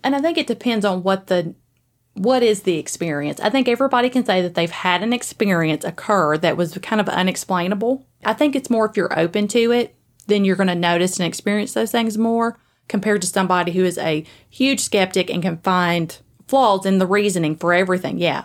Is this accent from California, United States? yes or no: no; Springfield, Tennessee, United States; also born or lived in Greenbrier, Tennessee / Gallatin, Tennessee; I was born in Springfield. And so I lived there for a little bit, and then I lived in Greenbrier for a little while before I ended up coming up to Gallatin